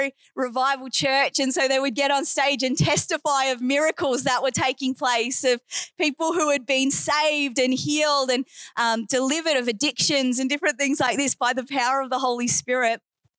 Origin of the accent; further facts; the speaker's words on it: New Zealand; accent: Aussie; now in Australia; Don't let my Aussie accent fool you. I did actually grow up in New Zealand. I'm a Kiwi at heart, so go All Blacks and all that. Grew up in New Zealand and now I'm permanently based in Australia